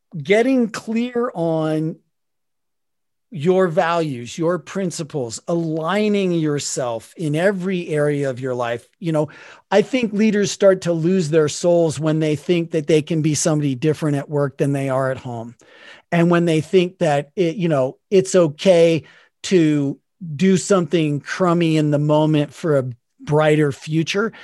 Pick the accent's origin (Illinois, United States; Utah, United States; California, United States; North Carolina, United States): Utah, United States; Salt Lake City; I grew up in Salt Lake City, Utah